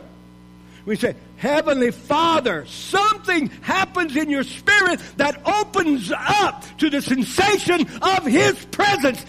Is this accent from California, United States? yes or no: no; Louisiana, United States; I was raised in Louisiana